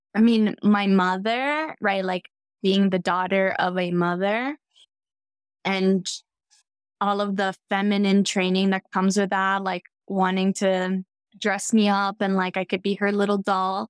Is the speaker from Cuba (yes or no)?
yes; Cuba; I'm from Cuba